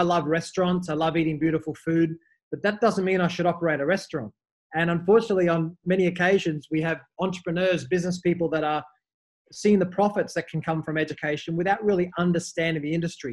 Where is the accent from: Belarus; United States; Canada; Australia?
Australia; moved away as an adult; also born or lived in Dubai / Mumbai; I'm Australian. I first left Australia in 2008